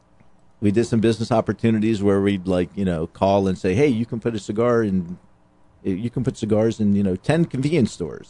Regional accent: Florida, United States; I'm born and raised in Florida

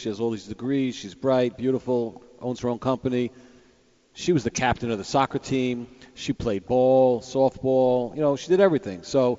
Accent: New York City, New York, United States; I grew up in Howard Beach, Queens. I went to John Adams High School. John Adams High School was a stone throw from Aqueduct Raceway.

